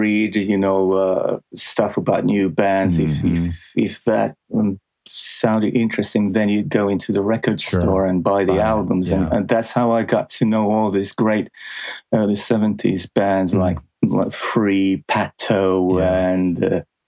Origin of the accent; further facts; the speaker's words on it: Helsinki, Uusimaa, Finland; in Helsinki, where I grew up